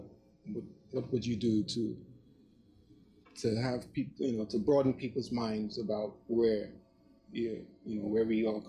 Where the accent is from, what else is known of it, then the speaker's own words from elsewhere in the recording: Trinidad & Tobago; now in United States; All right. So I've been a foreign student since 1995. I came from Trinidad and Tobago.